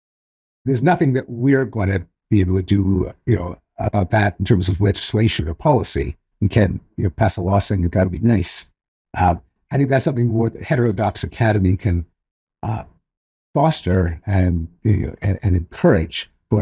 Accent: Canada; I'm Canadian.

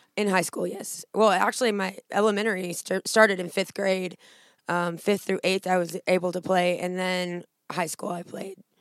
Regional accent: Southern Illinois, United States; moved away as an adult; also born or lived in Jackson, Tennessee; now in Northeast Mississippi, United States; I grew up in Illinois, uh, Southern Illinois. Was there my whole life.

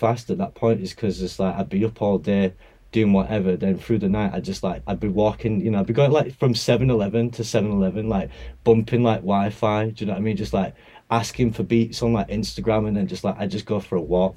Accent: Bradford, Yorkshire and the Humber, United Kingdom; I'm from Bradford. I was around like bassline and grime growing up

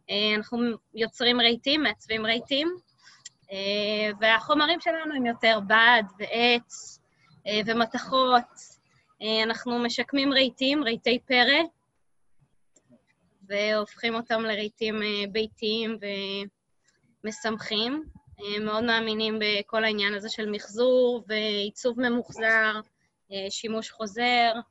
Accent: Haifa, Haifa District, Israel; אנחנו שנינו חיפאים פטריוטים.

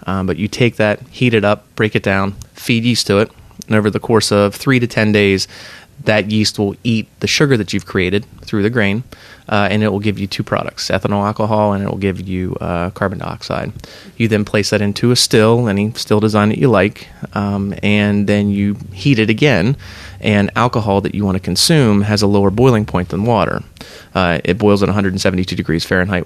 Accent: Pennsylvania, United States; now in Columbus, United States; We're both transplants. I'm originally from Pennsylvania

